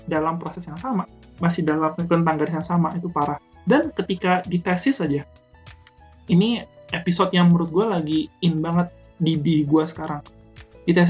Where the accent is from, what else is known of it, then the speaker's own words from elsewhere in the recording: Cirebon, West Java, Indonesia; Axel kata pertama di Cirebon. Jadi kota gue tuh pertama gue masuk dan di Axelnya pun gue grafik gue meningkat.